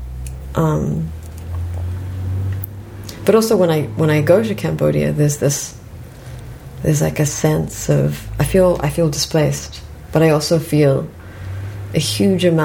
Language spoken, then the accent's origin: English; New Zealand; moved away as an adult; now in Canada; I also grew up in New Zealand